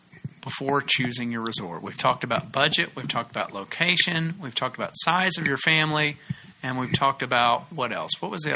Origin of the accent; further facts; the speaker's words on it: Tennessee, United States; I'm from Tennessee